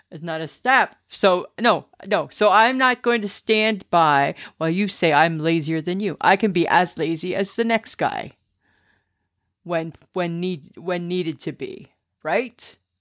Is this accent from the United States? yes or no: no; Stayner, Ontario, Canada; growing up in Stainer and Collingwood